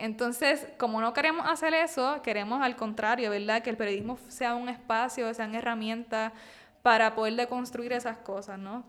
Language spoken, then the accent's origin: Spanish; Puerto Rico